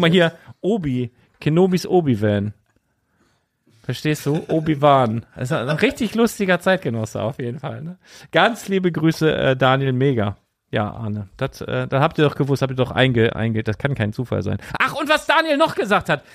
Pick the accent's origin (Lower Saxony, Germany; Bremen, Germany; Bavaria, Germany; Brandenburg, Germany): Lower Saxony, Germany; Lüneburg; also born or lived in Bardowick; ich bin ja in Lüneburg geboren und habe dann von 0 bis 5 hier in Badewig in einem ganz alten Haus gewohnt